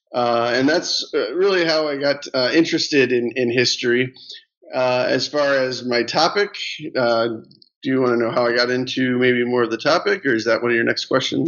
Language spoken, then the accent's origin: English; Gary, Indiana, United States; I grew up in a in Northwest Indiana. I was actually born in Gary, Indiana